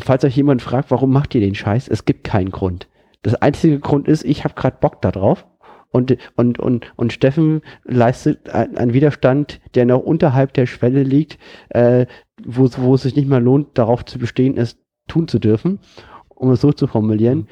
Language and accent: German; Germany; für mich persönlich als Deutscher